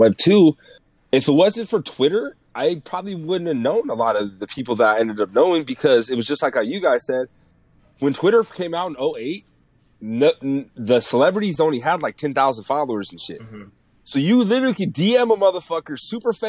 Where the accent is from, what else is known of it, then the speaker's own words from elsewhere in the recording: Bay Area, California, United States; I'm from the Bay Area